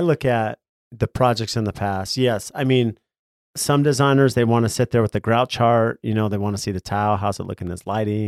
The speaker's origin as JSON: {"language": "English", "town": "San Diego", "region": "California", "country": "United States", "tie": "born or raised there", "said": "I grew up in California, in San Diego"}